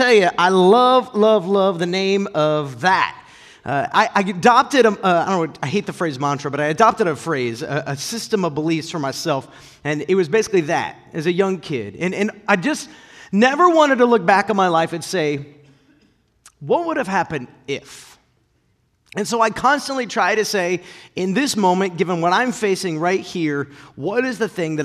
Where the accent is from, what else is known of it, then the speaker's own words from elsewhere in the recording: Akron, Ohio, United States; I grew up in Northeast Ohio in the Akron area